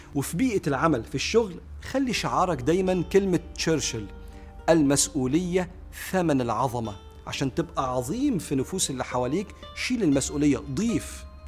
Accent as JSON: {"language": "Arabic", "country": "Egypt", "said": "واحنا كمصريين"}